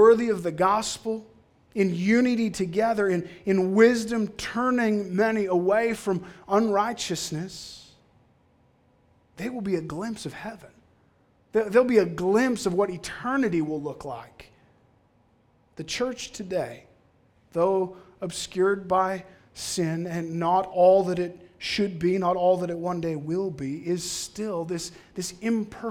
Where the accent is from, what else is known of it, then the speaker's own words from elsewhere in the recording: Cold Lake, Alberta, Canada; I grew up in Cold Lake.